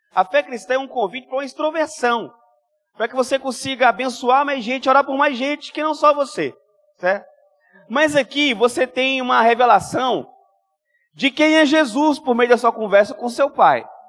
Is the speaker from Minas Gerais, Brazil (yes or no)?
yes; Minas Gerais, Brazil; now in Espírito Santo, Brazil; eu sou mineiro